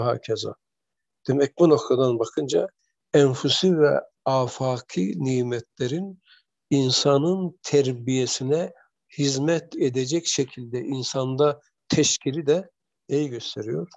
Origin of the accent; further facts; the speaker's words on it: Erzurum area, Turkey; bizim çocukluğumuz Erzurum tarafında geçti.